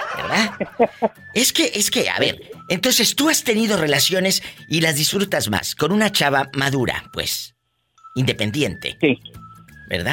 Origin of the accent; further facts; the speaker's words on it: Matamoros, Tamaulipas, Mexico; moved away; yo tengo muchos años que no voy a mi tierra, que es Matamoros, Tamaulipas.